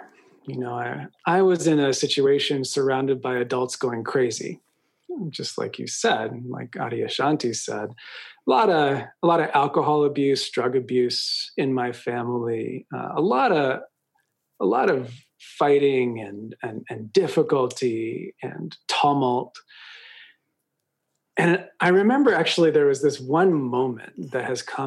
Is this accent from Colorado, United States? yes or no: no; Westchester, New York, United States; also born or lived in Manhattan, New York / Connecticut; I was born in Manhattan, grew up in rural Connecticut in Westchester, divorced parents